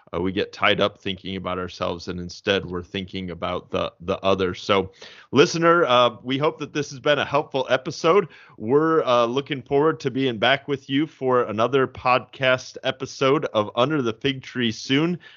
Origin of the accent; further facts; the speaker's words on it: Fort Wayne, Indiana, United States; now in St. Louis, United States; I grew up in Fort Wayne, Indiana